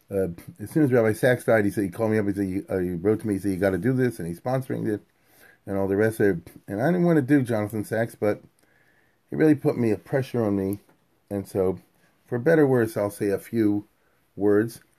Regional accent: United Kingdom; and I'm British, you know.

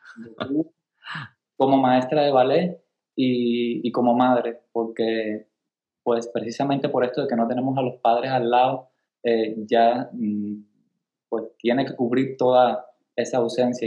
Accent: Caibarién, Villa Clara, Cuba; moved away as an adult; also born or lived in Monterrey, Mexico / San Luis Potosí, Mexico; now in United States; yo soy de Cuba, yo soy de un pueblecito que se llama Caibarien

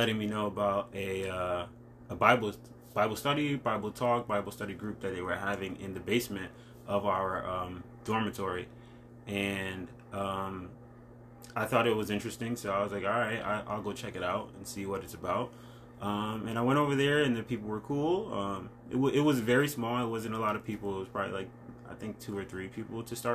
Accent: Stamford, Connecticut, United States; also born or lived in Stratford, Connecticut; I was born in Stanford

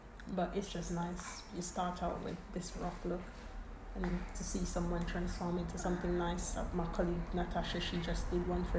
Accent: Jamaica; now in United Kingdom; when I was growing up in Jamaica

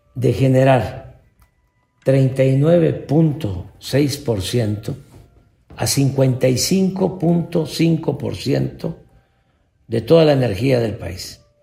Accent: Mexico; nuestro país

